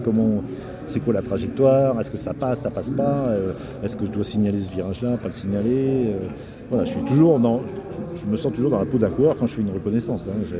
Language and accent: French; Normandy, France; je suis normand